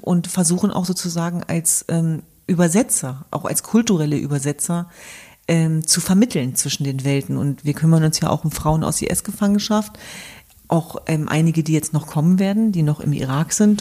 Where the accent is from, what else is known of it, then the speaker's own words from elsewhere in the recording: Germany; für mein Land, für meine Heimat, für mein Deutschland